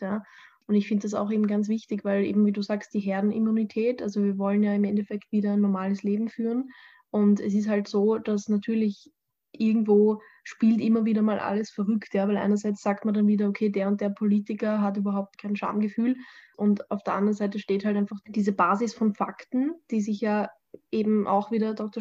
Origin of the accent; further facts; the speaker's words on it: Austria; bei uns in Österreich